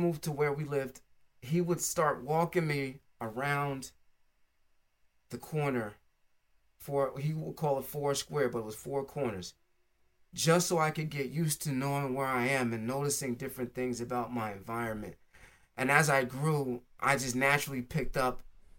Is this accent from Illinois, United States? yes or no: no; New Jersey, United States; also born or lived in California; I came from California to New Jersey